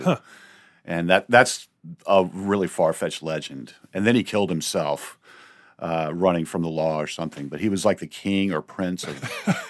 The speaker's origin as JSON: {"language": "English", "town": "Bowling Green", "region": "Virginia", "country": "United States", "tie": "born or raised there", "also_born_or_lived": "West Point, Virginia", "said": "I grew up right outside of Richmond, Virginia."}